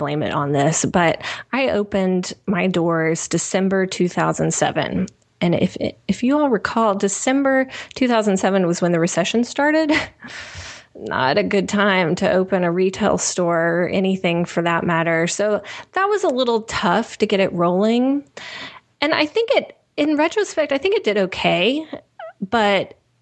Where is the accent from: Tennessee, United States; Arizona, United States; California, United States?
Tennessee, United States; Nashville; moved away as an adult; also born or lived in Kentucky; I'm originally from Nashville